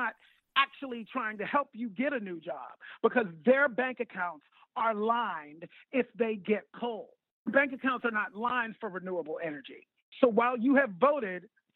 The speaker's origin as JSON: {"language": "English", "town": "Pittsburgh", "region": "Pennsylvania", "country": "United States", "said": "I'm from Pittsburgh."}